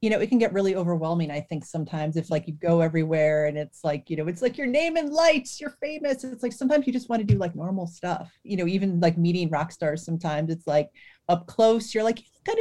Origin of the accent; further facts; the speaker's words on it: Cleveland, Ohio, United States; I grew up in Cleveland